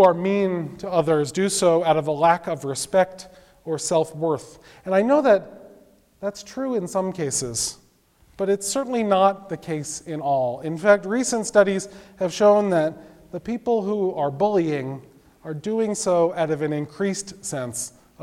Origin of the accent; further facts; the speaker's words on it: New York City, New York, United States; when I was growing up in Brooklyn